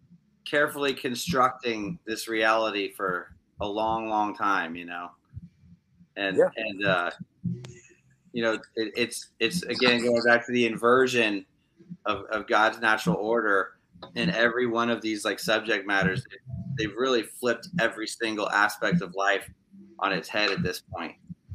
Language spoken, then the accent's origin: English; Maine, United States; also born or lived in California; I was from California, but my mom married my stepdad, who was from Maine, and we moved to the middle of the woods in Maine and lived in a summer camp